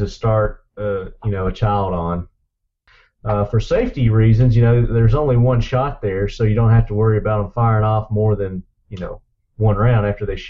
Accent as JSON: {"language": "English", "town": "Sparta", "region": "Tennessee", "country": "United States", "tie": "born or raised there", "said": "I'm originally from Sparta, Tennessee."}